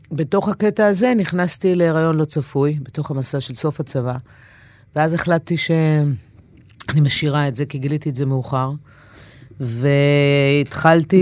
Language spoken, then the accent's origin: Hebrew; Israel; also born or lived in New York, United States; נולדתי בניו יורק, אה, אבא אמריקאי מהישראלית. אחרי שנה פלוס עלינו לארץ